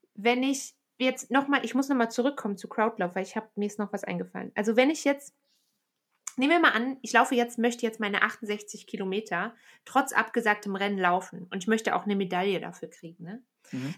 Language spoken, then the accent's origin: German; Aachen, North Rhine-Westphalia, Germany; now in Bern, Switzerland; die Stadt, aus der ich ursprünglich komme. Ähm, ich komme tatsächlich aus dem Flachland, ne? Also ich komme aus Aachen